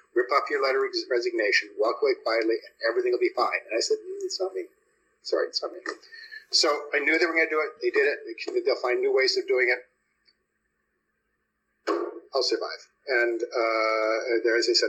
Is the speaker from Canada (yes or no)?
yes; Canada; moved away as an adult; also born or lived in Toronto; now in United States; I'm an American and a Canadian. I became an American